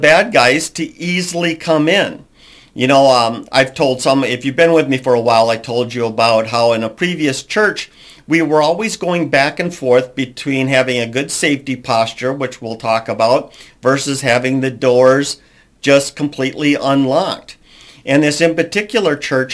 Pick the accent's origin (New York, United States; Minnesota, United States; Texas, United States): Minnesota, United States; also born or lived in Alabama; I'm from Minnesota, and I used to live in Alabama for a period.